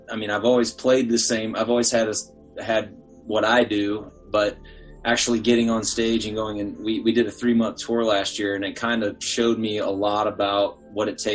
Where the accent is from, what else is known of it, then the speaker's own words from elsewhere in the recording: Atlanta, Georgia, United States; now in Chicago, United States; Oh yeah, I'm from Atlanta.